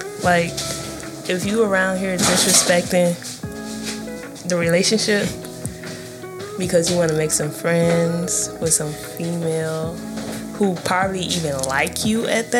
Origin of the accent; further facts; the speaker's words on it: Chicago, Illinois, United States; moved away as an adult; now in Houston, United States; I am from the west side of Chicago.